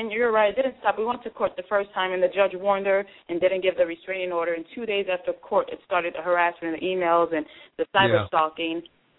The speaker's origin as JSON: {"language": "English", "town": "Miami", "region": "Florida", "country": "United States", "lives_now": "North Carolina, United States", "said": "Oh, yes. I'm still a Miami girl at heart."}